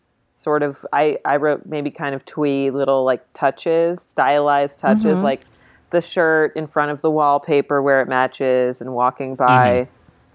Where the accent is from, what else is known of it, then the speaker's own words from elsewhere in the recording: New Jersey, United States; I'm from New Jersey